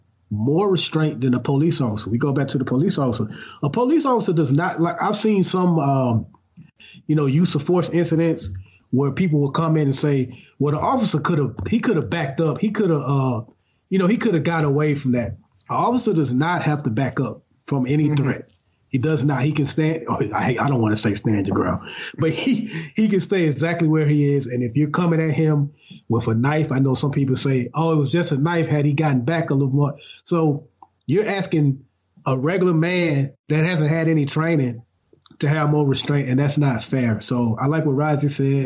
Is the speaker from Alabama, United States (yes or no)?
yes; Alabama, United States; moved away as an adult; now in Virginia, United States; we all spent the majority of our lives in Alabama.